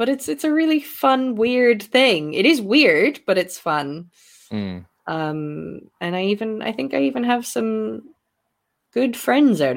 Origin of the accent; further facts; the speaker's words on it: Ireland; now in Scotland, United Kingdom; I'm in Scotland, but I am Irish.